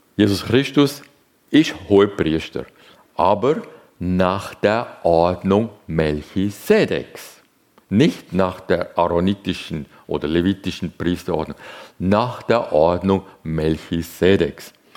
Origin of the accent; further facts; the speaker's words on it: Zurich, Switzerland; ich bin in Zürich aufgewachsen